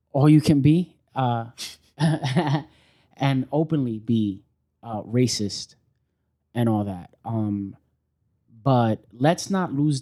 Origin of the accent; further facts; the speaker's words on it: New York City, New York, United States; also born or lived in Oswego, New York; So we all grew up in New York.